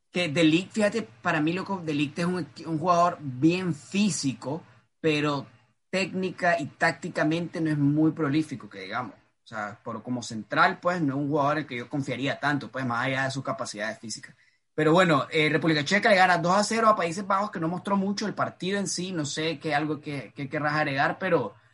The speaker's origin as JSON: {"language": "Spanish", "country": "Nicaragua", "said": "solo soy nicaragüense, pero."}